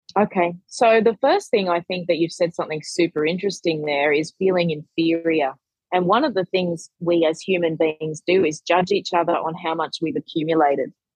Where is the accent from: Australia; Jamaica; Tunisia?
Australia; also born or lived in Sydney; I'm an Australian content creator, money educator, and author